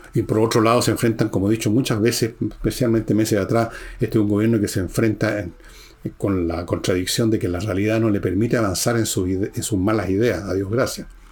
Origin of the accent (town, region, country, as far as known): Chile